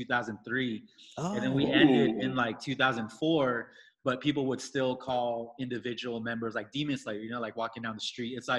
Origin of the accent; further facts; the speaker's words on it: Riverside, California, United States; also born or lived in Vietnam; now in Los Angeles, United States; I was born and raised in Riverside in LA, but the last 10 years I was living in Asia, and then I just came back a few years ago